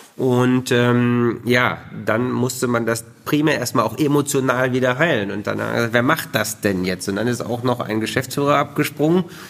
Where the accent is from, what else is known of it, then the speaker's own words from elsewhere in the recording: Bielefeld, North Rhine-Westphalia, Germany; moved away; ich bin Bielefelder, lebe da gerne